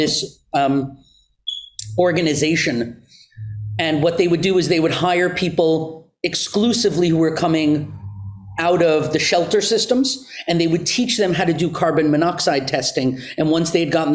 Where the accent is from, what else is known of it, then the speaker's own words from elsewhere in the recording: outside New York City, United States; moved away as an adult; also born or lived in China; I was born and raised outside New York City in the suburbs